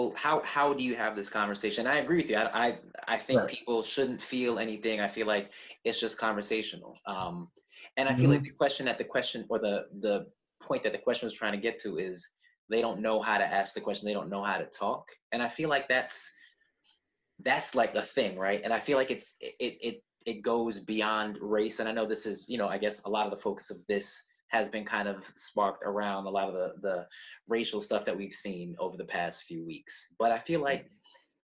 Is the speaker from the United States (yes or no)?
yes; New York, United States; now in Philadelphia, United States; I was born in New York. I now live in Philadelphia.